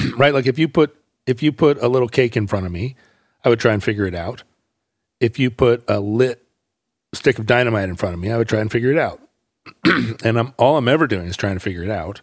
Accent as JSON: {"language": "English", "region": "Alaska", "country": "United States", "tie": "born or raised there", "moved": "yes", "lives_now": "Seattle, United States", "said": "I grew up in Alaska, hockey"}